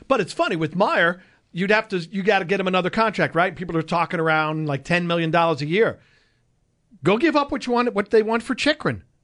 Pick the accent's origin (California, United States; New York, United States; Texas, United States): New York, United States; Long Island; growing up on Long Island